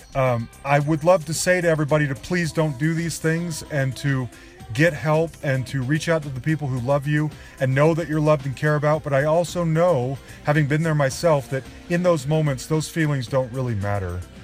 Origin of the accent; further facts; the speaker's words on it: Salt Lake City, Utah, United States; moved away; both of us growing up in Salt Lake City at the same time